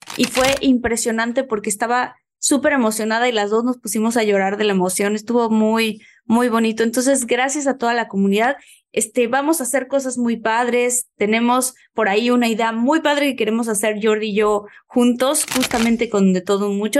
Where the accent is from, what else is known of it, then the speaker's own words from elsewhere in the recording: Mexico; moved away; estar en mi país